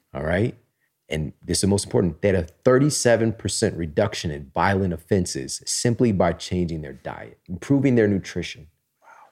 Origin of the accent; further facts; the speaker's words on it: Missouri, United States; I'm from Missouri